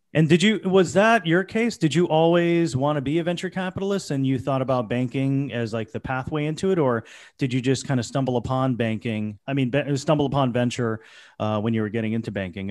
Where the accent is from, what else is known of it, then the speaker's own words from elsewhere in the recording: Florida, United States; now in New York, United States; I grew up in Florida